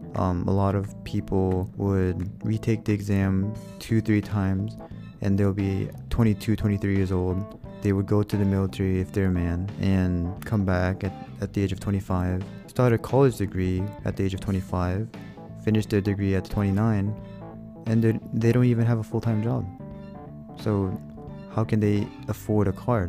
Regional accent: United States; moved away; also born or lived in Korea; I was born and raised in America

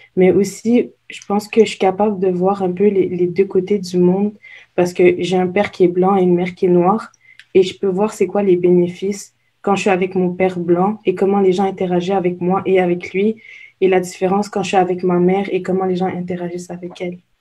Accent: Montreal, Quebec, Canada; je viens pas de Québec, donc je viens de Montréal

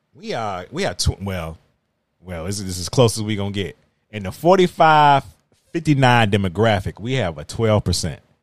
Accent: Virginia, United States; accent: drawl; I am from Virginia

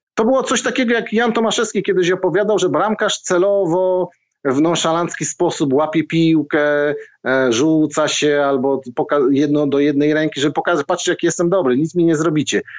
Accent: Zabrze, Silesian Voivodeship, Poland; Ja pochodzę z Zabrza. Szary, górnicze miasto, Górnik Zabrze za oknem

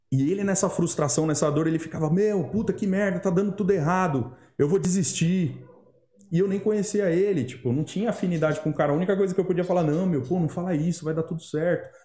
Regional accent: Brazil; sendo brasileiro

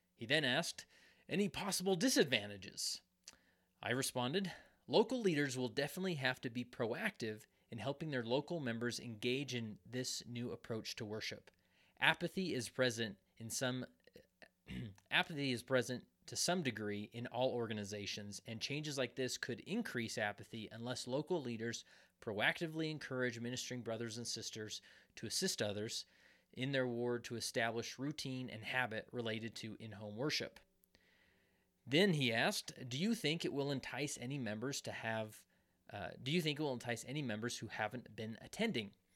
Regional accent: West Valley City, Utah, United States; even though I don't live in West Valley anymore, but it's my, it's my hometown.

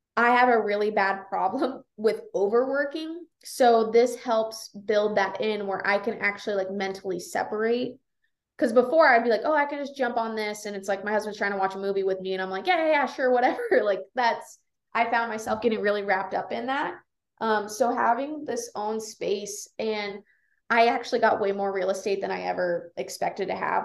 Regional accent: Las Vegas, Nevada, United States; also born or lived in Reno, Nevada; now in Kalispell, United States; I grew up in Las Vegas

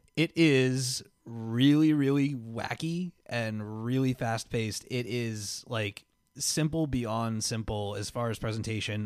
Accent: Miller Place, New York, United States; I grew up on Harrison Avenue in Miller Place, uh, Long Island, New York, right? I lived there for nine and a half years

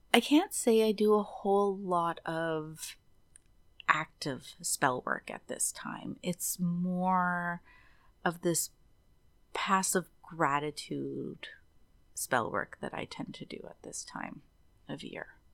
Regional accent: Kazabazua, Quebec, Canada; now in British Columbia, Canada; where I'm from, just l, an hour north of Quebec, on the Quebec side from Ottawa, is my hometown is called Casabazua

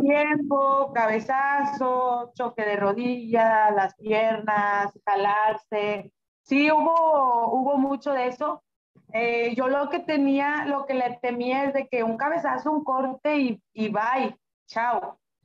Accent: Monterrey, Nuevo León, Mexico; also born or lived in Apodaca, Nuevo León; yo soy de Monterrey, originaria de, de Monterrey

